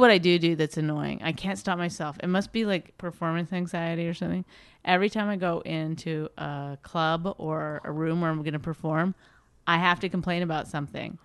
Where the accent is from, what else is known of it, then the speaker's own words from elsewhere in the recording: Canada; I'm Canadian